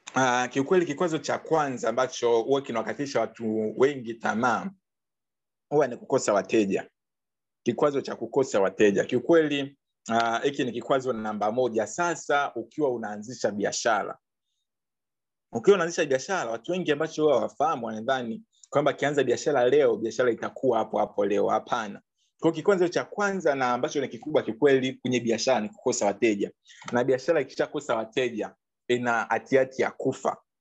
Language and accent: Swahili; Bukoba, Kagera, Tanzania; now in Dar es Salaam, Tanzania; kule kwetu labda uh, uh, Bukoba